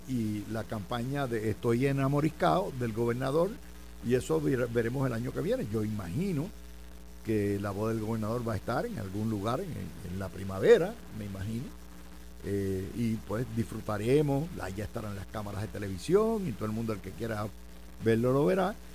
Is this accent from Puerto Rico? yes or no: yes; Cidra, Puerto Rico; mi pueblo de Sidra